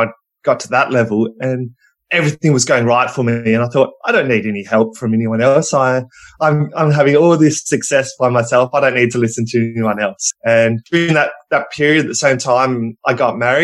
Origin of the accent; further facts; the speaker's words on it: Melbourne, Victoria, Australia; I'm coming all the way from over in Australia, in Melbourne